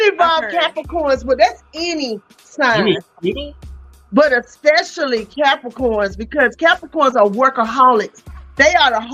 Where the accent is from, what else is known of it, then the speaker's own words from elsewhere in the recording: Greensboro, North Carolina, United States; also born or lived in Winston-Salem, North Carolina; I was born in Greensboro